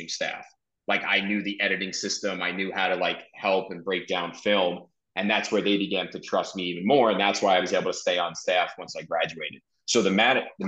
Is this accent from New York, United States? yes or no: yes; New York City, New York, United States; moved away as an adult; also born or lived in Amherst, Massachusetts; I'm from Brooklyn. So I got to come home.